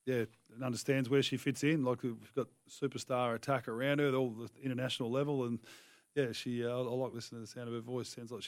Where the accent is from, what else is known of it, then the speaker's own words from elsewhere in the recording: Tasmania, Australia; moved away as an adult; now in Adelaide, Australia; I'm from Tassie and I coach